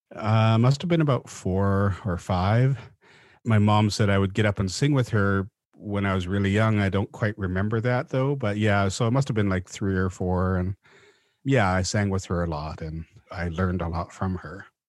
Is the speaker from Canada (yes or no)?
yes; Vancouver, British Columbia, Canada; also born or lived in Mount Currie; they finally settled in Vancouver when I was about four years old, so I grew up in East Van on, up in Mount Pleasant near Main Street